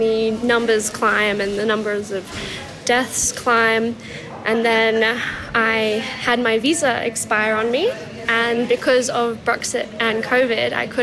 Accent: Dalveen, Queensland, Australia; also born or lived in Brisbane / London; We're from Dalveen, which is not that far out of Stanthorpe

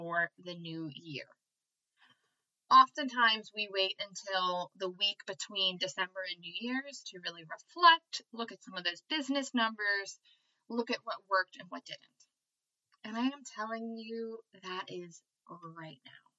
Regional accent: United States; I am American

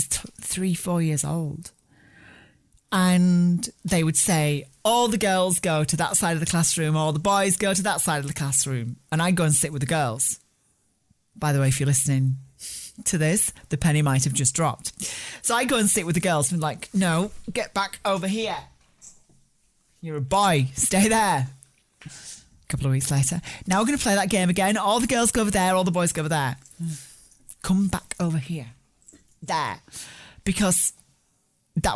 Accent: Barnsley, Yorkshire and the Humber, United Kingdom; I grew up in Barnsley in the north of England, and on a working class post-war council estate

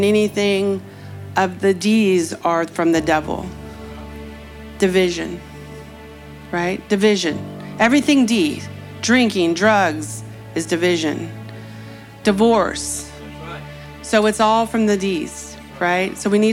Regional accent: California, United States; I'm from California.

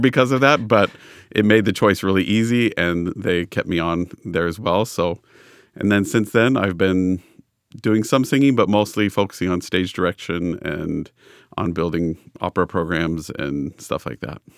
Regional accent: Los Angeles, California, United States; I grew up in Los Angeles

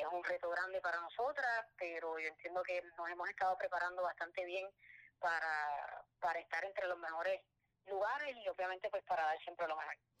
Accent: San Juan, Puerto Rico; yo soy de San Juan

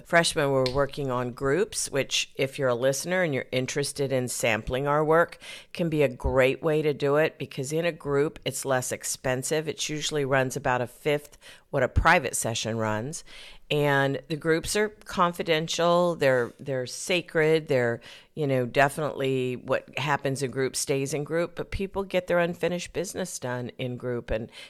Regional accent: Arizona, United States; Southern route goes back into my roots where I was raised in Arizona, and I wouldn't recognize the state now.

